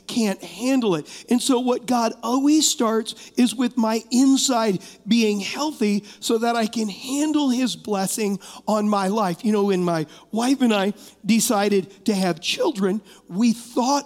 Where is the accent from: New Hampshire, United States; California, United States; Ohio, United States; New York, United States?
California, United States; Huntington Beach; I was raised in California, and I was not raised knowing the Lord.